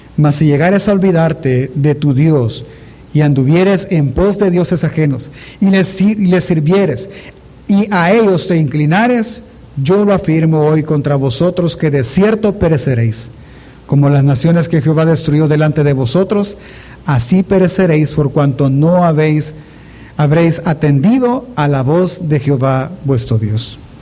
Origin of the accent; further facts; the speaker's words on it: El Salvador; nosotros como salvadoreños